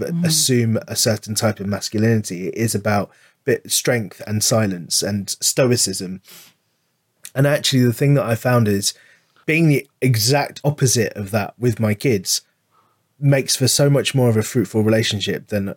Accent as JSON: {"language": "English", "region": "London", "country": "United Kingdom", "tie": "born or raised there", "said": "I grew up in London"}